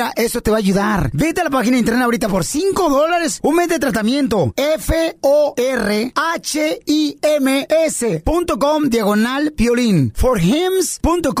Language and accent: Spanish; El Salvador; now in San Fernando Valley, United States; yo soy del El Salvador.